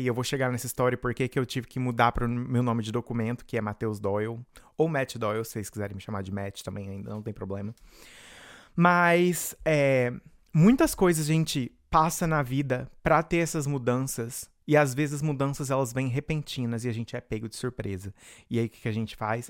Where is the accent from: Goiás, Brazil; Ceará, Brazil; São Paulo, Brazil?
Goiás, Brazil; Rio Verde; moved away as an adult; now in United States; eu comecei lá em Rio Verde, Goiás, da onde eu venho